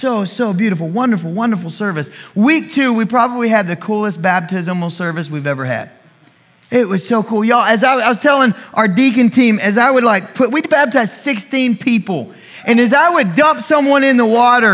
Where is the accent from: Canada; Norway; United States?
United States; I am an American